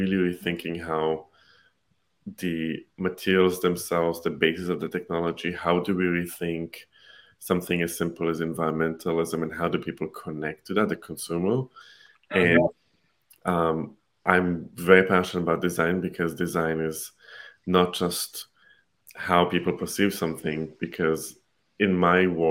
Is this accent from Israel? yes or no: yes; Israel; now in United States; I'm originally from Israel. I live in the US now